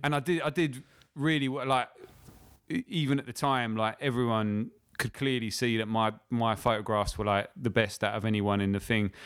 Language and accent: English; Lewes, South East England, United Kingdom; now in London, United Kingdom; I'm from a little town called Lewes